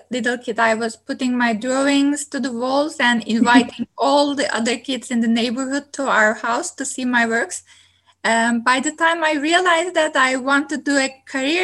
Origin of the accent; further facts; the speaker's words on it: Turkey; now in Kingston, Canada; I'm originally from Turkey